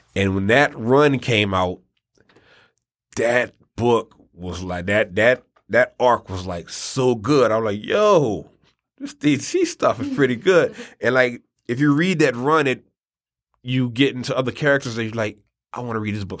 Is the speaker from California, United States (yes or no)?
no; New Orleans, Louisiana, United States; we're also from New Orleans